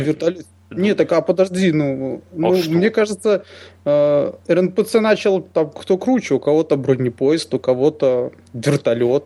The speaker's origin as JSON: {"language": "Russian", "region": "Minsk", "country": "Belarus", "tie": "born or raised there", "said": "мы коренные минчане"}